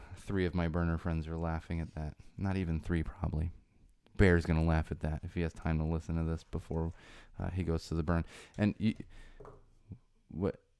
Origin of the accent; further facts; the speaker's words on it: San Diego, California, United States; I grew up in San Diego.